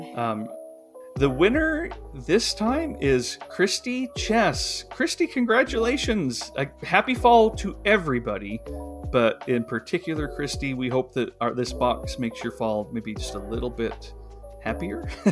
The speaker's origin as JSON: {"language": "English", "region": "the West", "country": "United States", "tie": "born or raised there", "said": "I grew up in the West, I still live in the West"}